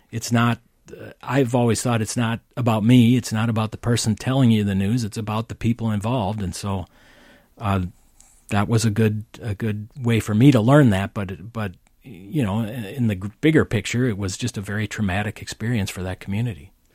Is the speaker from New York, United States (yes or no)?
no; St. Paul, Minnesota, United States; he hired me here in St. Paul, which is my hometown